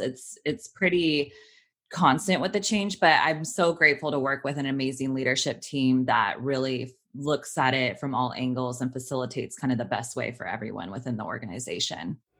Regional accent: Sacramento, California, United States; moved away as an adult; now in Los Angeles, United States; I grew up in Sacramento.

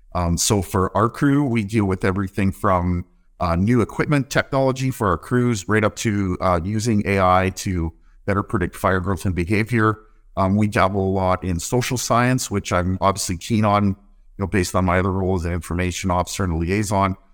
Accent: north of Winnipeg, Manitoba, Canada; moved away as an adult; also born or lived in Alberta; now in Port Hardy, Canada; I grew up in Manitoba. I grew up on a small cow farm just north of Winnipeg.

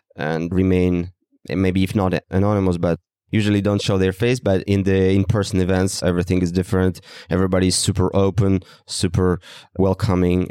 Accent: Russia; moved away; from Russia initially

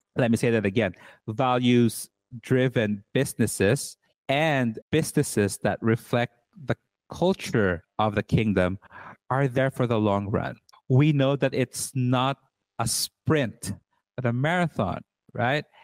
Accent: Cebu City, Central Visayas, Philippines; now in Berlin, Germany; I am Filipino. I was born and raised in Cebu City, Philippines. And currently, I am living in Berlin, Germany

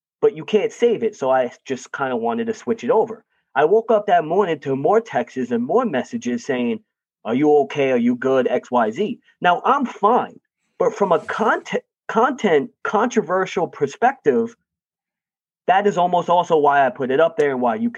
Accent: New York, United States; I'm a New Yorker

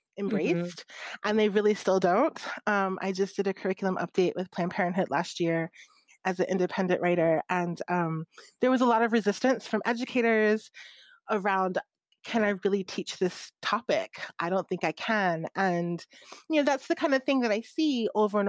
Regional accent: Maryland, United States; I grew up in Maryland

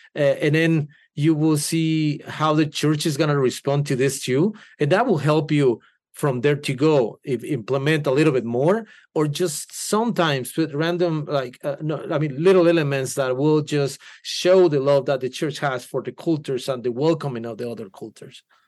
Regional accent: Guatemala; first language Spanish; English is a second language; now in United States; I'm from Guatemala

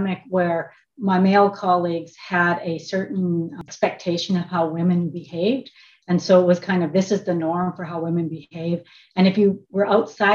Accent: Quill Lake, Saskatchewan, Canada; I was born in Quill Lake, Saskatchewan. The town has 500 people, and it's that includes the cats and dogs, but it's a very small little village in Saskatchewan. My parents immigrated from China. So my dad was here in 49 and my mom came over in 59. And so I was raised

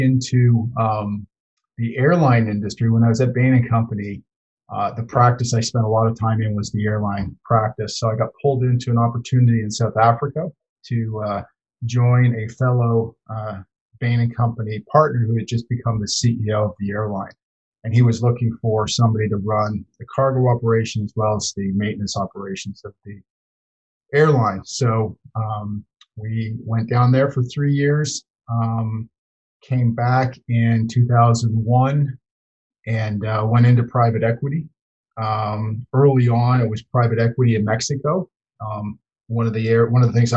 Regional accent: London, Ontario, Canada; I grew up in London, Ontario

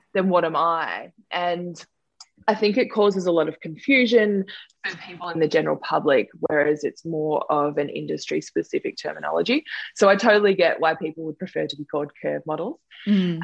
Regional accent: Sutherland Shire, New South Wales, Australia; I grew up in the Sutherland Shire in New South Wales.

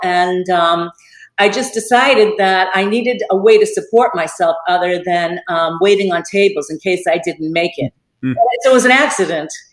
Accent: Boston, Massachusetts, United States; moved away as an adult; now in Naples, United States; I'm from Boston, Massachusetts

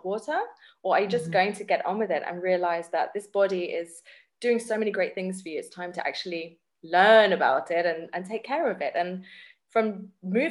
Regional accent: England, United Kingdom; now in South Africa; I grew up in England, yeah. I'm British. Although I'm in South Africa now

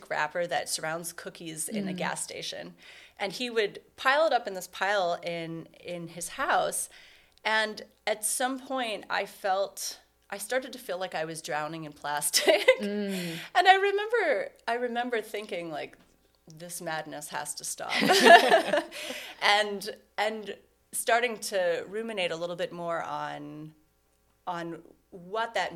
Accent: Cleveland, Ohio, United States; moved away; I'm originally from Cleveland, and I left for 17 years, and last year I decided to come back

